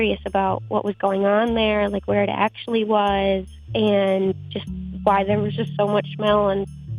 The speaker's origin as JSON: {"language": "English", "region": "New Jersey", "country": "United States", "moved": "as an adult", "lives_now": "Detroit, United States", "said": "I am from New Jersey."}